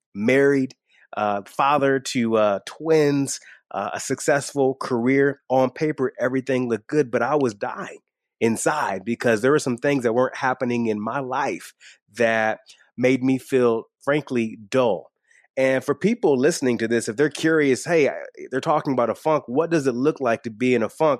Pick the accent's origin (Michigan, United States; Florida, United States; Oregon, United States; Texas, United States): Michigan, United States; I grew up in, in small town Michigan, not super far away from a NASCAR speedway